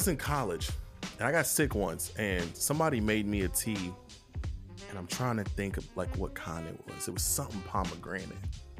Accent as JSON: {"language": "English", "region": "Kentucky", "country": "United States"}